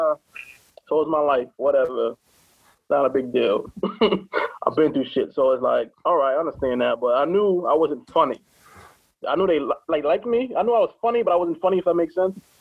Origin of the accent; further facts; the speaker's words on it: Hartford, Connecticut, United States; I'm from Hartford